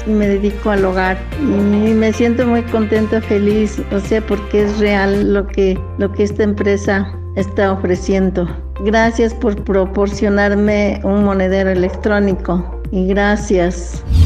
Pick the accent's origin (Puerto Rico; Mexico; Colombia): Mexico; Hidalgo; soy del estado de Hidalgo de Coctepec, Hinojosa